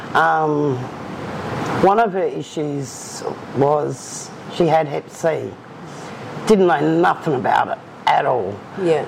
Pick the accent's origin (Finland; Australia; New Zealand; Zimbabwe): Australia; Perth, Western Australia; I've was born and bred in Perth